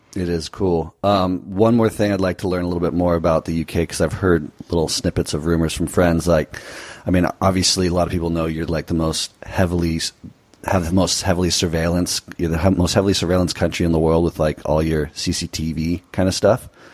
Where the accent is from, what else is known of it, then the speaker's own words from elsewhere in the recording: United States; being American